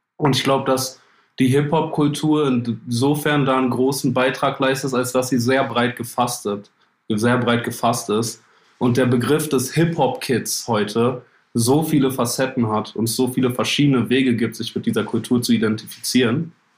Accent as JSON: {"language": "German", "country": "Germany", "said": "auch als Deutscher"}